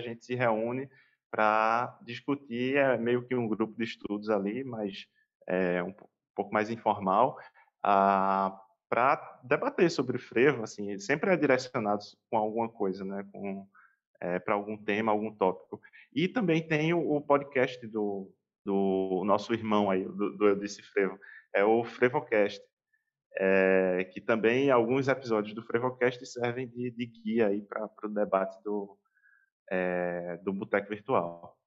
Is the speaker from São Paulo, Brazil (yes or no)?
no; Pernambuco, Brazil; como bom pernambucano